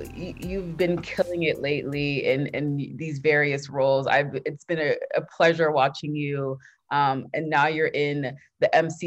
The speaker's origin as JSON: {"language": "English", "region": "Texas", "country": "United States", "tie": "born or raised there", "said": "I'm Nigerian, I'm first generation, my parents were born there, but I grew up in Texas."}